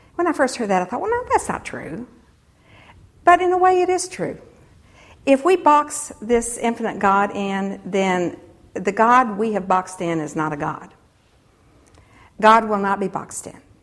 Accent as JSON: {"language": "English", "country": "United States", "said": "as Christians, and particularly as American Christians"}